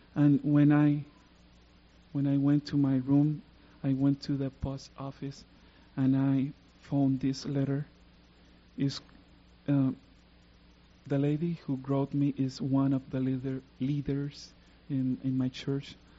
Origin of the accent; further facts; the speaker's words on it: Puerto Rico; English is a second language; I come from Puerto Rico. I live in the south part of Puerto Rico.